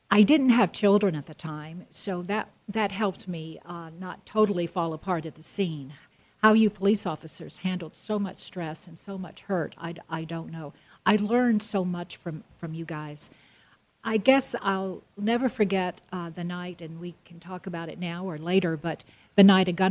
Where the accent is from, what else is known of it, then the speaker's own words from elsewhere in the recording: the South, United States; I came from the South where I had a real high voice. Hi, y'all.